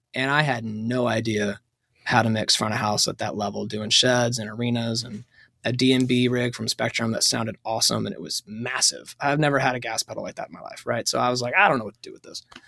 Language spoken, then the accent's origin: English; High Point, North Carolina, United States; now in Nashville, United States; I'm actually from North Carolina